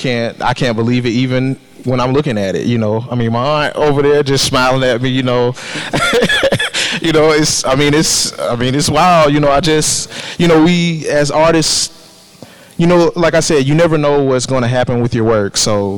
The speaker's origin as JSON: {"language": "English", "town": "Columbus", "region": "Ohio", "country": "United States", "tie": "born or raised there", "said": "I grew up in Columbus, and I remember my dad taking me to the Columbus Museum and seeing that bonfire painting."}